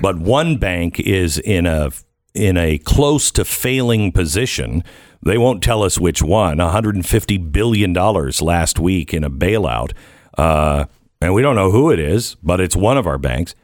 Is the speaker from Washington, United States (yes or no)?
yes; Seattle, Washington, United States; I grew up in the Seattle area